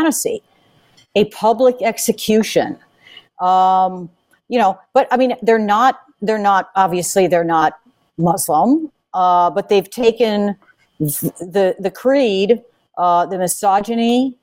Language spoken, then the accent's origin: English; Michigan and Illinois, Midwest, United States; moved away; also born or lived in Springfield, Illinois; I grew up in Michigan and Illinois